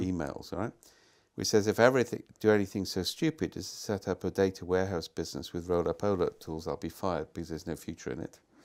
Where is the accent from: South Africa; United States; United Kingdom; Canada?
United Kingdom; Wales; moved away; I come from Wales. We have real hills there